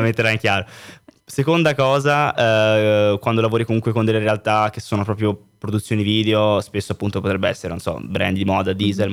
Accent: Florence, Tuscany, Italy; moved away as an adult; also born or lived in Berlin; now in Milan, Italy; nella mia città io sono di Firenze

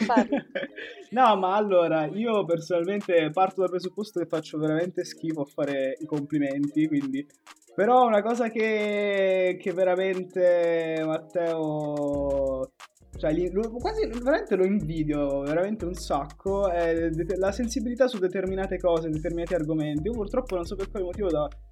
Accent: Pescara, Abruzzo, Italy; moved away as an adult; now in Milan, Italy; sempre di Pescara, eh, storico

